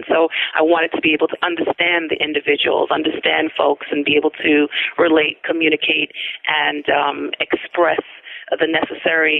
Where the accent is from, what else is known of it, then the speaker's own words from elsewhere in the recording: New York City, New York, United States; also born or lived in Albany, New York; I actually grew up in Brooklyn, New York